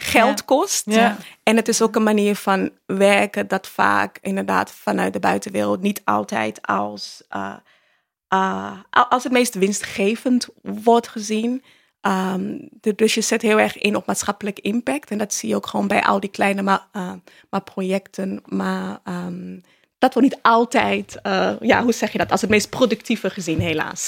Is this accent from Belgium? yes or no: no; Ghana; now in Netherlands; ik ben in Ghana opgevoed